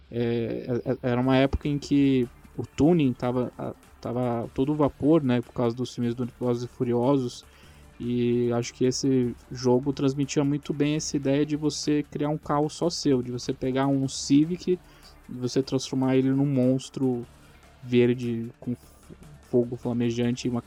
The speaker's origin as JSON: {"language": "Portuguese", "town": "Niterói", "region": "Rio de Janeiro", "country": "Brazil", "tie": "born or raised there", "said": "ele tem pista até em Niterói, cara. Eu consigo ver onde eu nasci"}